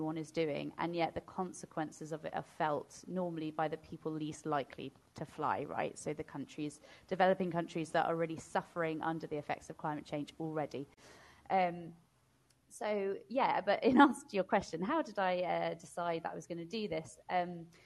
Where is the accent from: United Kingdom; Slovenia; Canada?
United Kingdom; also born or lived in London; as a Brit that's just come from London